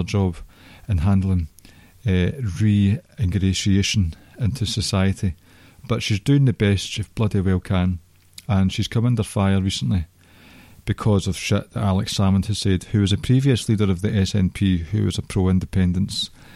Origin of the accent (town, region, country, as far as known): Scotland, United Kingdom